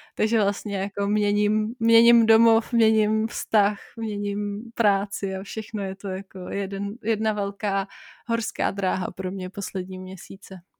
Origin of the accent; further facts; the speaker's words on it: Czechia; also born or lived in Bavaria; now in Germany; jsem se narodila jako Češka a musím přijmout, že jsem Češka